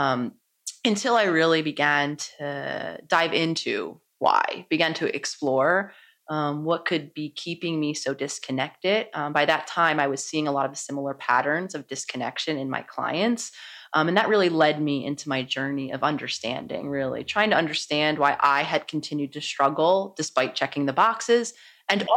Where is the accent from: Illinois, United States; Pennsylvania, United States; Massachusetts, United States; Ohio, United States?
Pennsylvania, United States; Philadelphia; I was born in Philadelphia, so very much a city girl at heart. I was living in Philadelphia in my home city